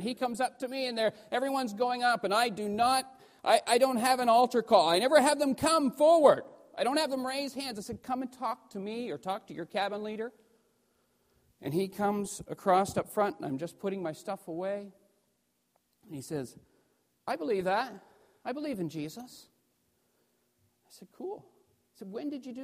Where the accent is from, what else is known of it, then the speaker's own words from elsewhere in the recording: New Brunswick, Canada; I grew up in New Brunswick, just up the road